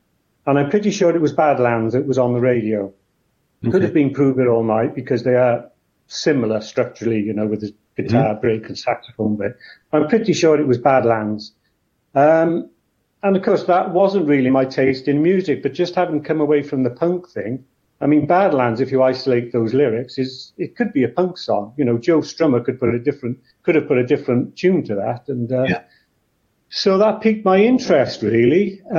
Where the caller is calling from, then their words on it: Caerphilly, Wales, United Kingdom; Which is just north of Cardiff, just over the mountain. It's almost a suburb of Cardiff.